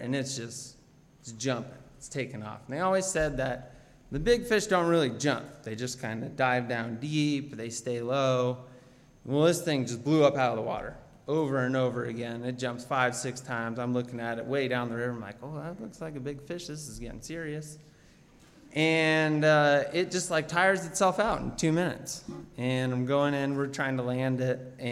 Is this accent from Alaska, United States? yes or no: yes; Anchorage, Alaska, United States; I'm from Anchorage, Alaska. I'm here visiting my mom